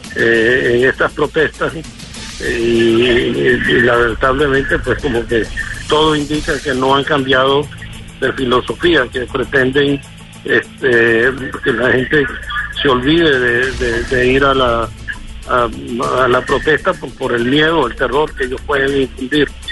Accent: Venezuela; moved away; estoy lejos pero no estoy ausente y estoy muy orgulloso de mi pueblo

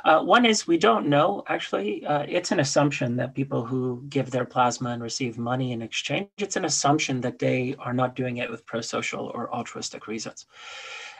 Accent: Canada; born or raised there; also born or lived in Poland

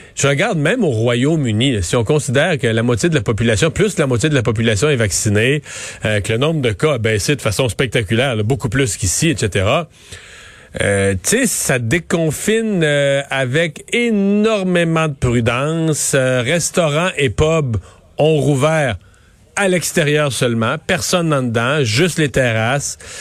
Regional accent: Bas-Saint-Laurent, Quebec, Canada; dans ma région, chez nous, au Bas-Saint-Laurent

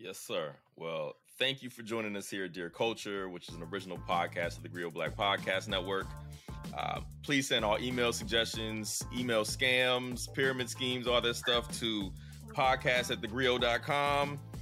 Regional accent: the South, United States; as a Southerner

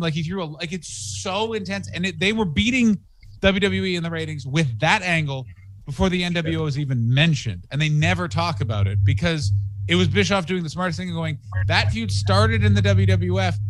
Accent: Ottawa, Ontario, Canada; moved away as an adult; also born or lived in Montreal / Toronto / England; now in Los Angeles, United States; I'm from Ottawa

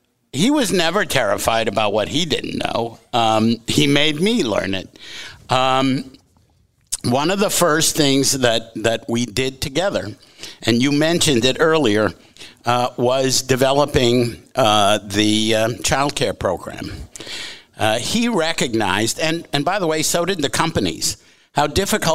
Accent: outside of Boston, Massachusetts, United States; moved away; I was growing up outside of Boston

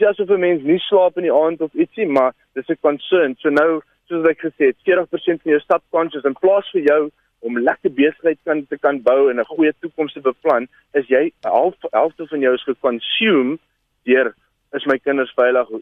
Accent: Alberton, Gauteng, South Africa; moved away; ek kom van Gauteng af. Ek was ek in Alberton gebly. Heel onder ons straat was daar 'n groot brug

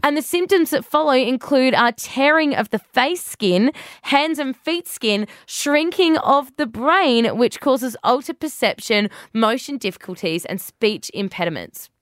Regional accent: Australia; being an Aussie

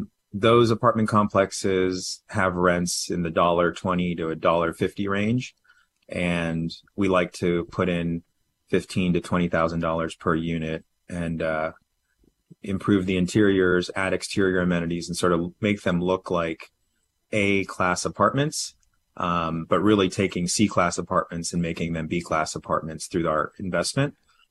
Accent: California, United States; also born or lived in New York / Washington, D.C.; now in Texas, United States; I moved to Texas in 2019 from New York, and then prior to that, lived in D.C. and then grew up in California.

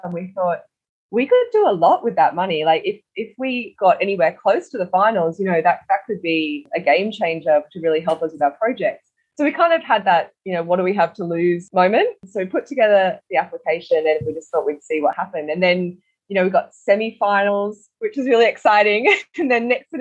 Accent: Cairns, Queensland, Australia; I was born in Cairns

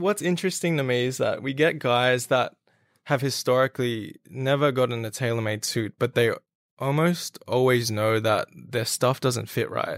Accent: Australia; I am a Filipino heritage, but I was born and raised in Australia

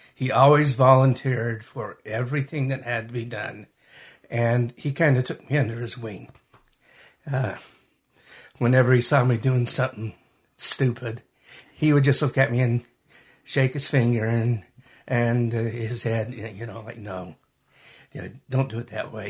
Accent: Magna, Utah, United States; also born or lived in Salt Lake City, Utah / Hunter, Utah; I was born in Salt Lake, raised in Magna, and lived most of my adult life in Hunter. So I'm from this area.

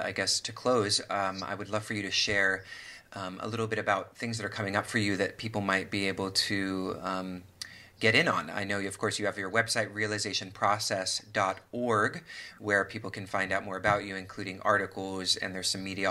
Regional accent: Washington, United States; Whidbey Island is in Washington State, my home state

